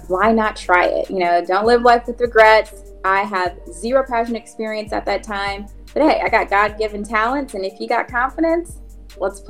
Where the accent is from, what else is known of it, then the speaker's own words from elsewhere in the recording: Anderson, Indiana, United States; growing up in Anderson